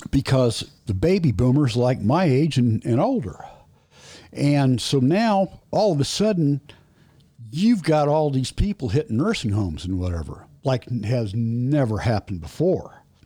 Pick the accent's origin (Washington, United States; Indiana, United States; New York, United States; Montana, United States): Indiana, United States; Indianapolis; I was born in Indianapolis, near, very near East Side. When I was about nine or ten, maybe, we moved out to the northwest side